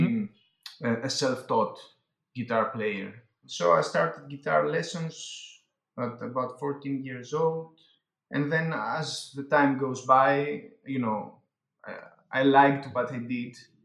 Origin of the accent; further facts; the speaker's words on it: Athens, Attica, Greece; I currently live in Greece. I am from Greece, Athens, Greece.